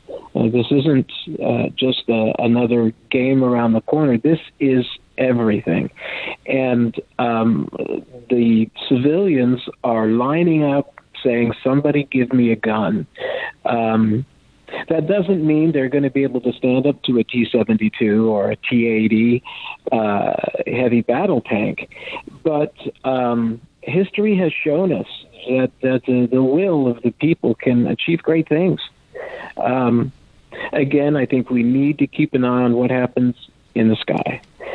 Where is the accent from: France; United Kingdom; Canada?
France; first language French; English is a second language; also born or lived in Texas; my background is I'm half French. I'm 100% Texan, but I'm half French. And I was raised in France. It was my first language.